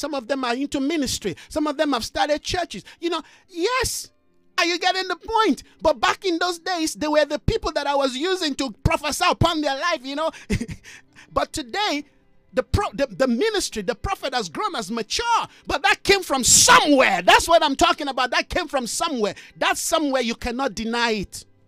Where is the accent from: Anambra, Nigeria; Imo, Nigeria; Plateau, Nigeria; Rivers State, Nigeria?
Plateau, Nigeria; Jos; moved away as an adult; also born or lived in Ibadan, Nigeria / Lagos, Nigeria; now in South Africa; I grew up in a place called Jos Plateau State, very cold, just like here in South Africa